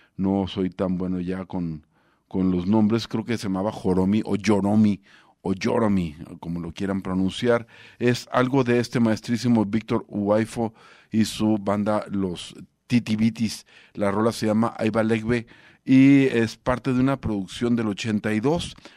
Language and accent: Spanish; Mexico